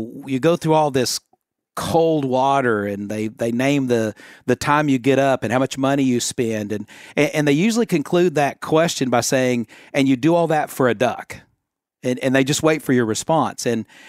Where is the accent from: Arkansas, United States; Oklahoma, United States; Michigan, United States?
Arkansas, United States; You know, growing up in Arkansas, I think part of the culture of our state has all been influenced by duck hunting.